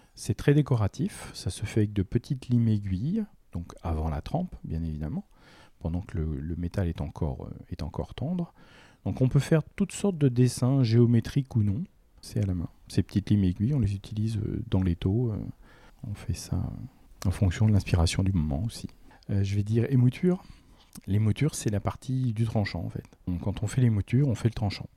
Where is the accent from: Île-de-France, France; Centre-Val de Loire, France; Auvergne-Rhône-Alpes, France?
Centre-Val de Loire, France; Romorantin-Lanthenay; je suis arrivé à Romantin, je devais avoir 7 ans. Donc euh, ça fait un petit moment que je suis dans la région quand même